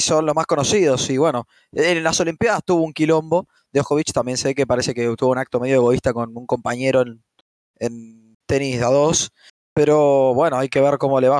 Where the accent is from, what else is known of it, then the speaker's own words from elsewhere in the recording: Argentina; desde mi punto de vista como argentino